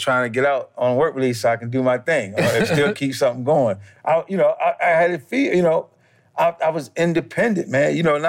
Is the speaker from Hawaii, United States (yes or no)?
no; New York, United States; Like, you know, growing up in New York when I was young, I just thought that was it.